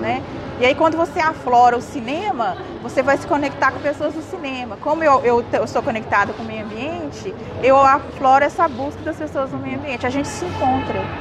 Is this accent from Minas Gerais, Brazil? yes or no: yes; Cerrado, interior of Minas Gerais, Brazil; eu passei a minha infância toda no Cerrado